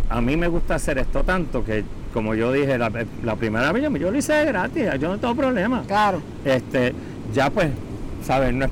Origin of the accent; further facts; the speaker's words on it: Puerto Rico; accent: Puerto Rican; Aquí yo, cuando hablo, yo hablo igual que tú, yo hablo puertorriqueño.